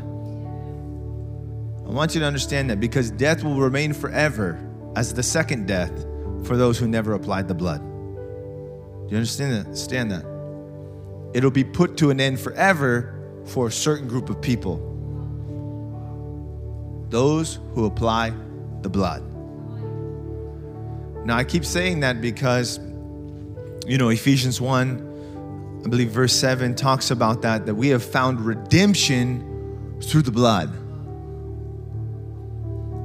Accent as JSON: {"language": "English", "country": "United States", "said": "we're so American"}